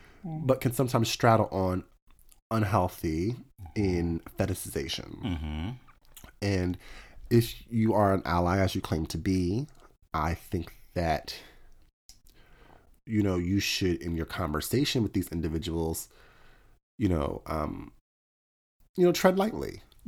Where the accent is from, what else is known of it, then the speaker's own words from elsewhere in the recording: London, United Kingdom; It says in my profile, I'm from London. Like, I'm really going with this whole London